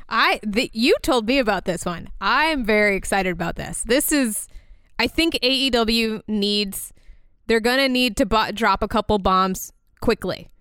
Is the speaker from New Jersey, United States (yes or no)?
no; Orlando, Florida, United States; Orlando, that is my hometown